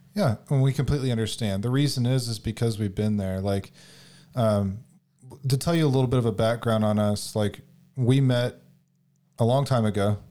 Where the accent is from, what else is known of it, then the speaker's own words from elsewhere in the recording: Houston, Texas, United States; I'm from Houston, H Town